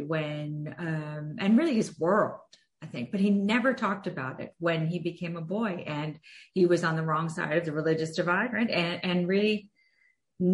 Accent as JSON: {"language": "English", "country": "United States", "tie": "born or raised there", "said": "as an American kid growing up with an immigrant parent"}